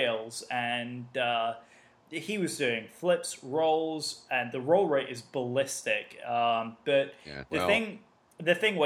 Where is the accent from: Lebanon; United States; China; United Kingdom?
United Kingdom; accent: English; I'm British